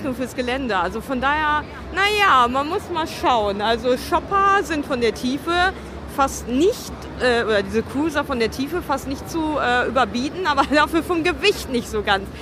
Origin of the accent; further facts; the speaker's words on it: Dortmund, North Rhine-Westphalia, Germany; in meiner Heimatstadt, in der Westfalenhalle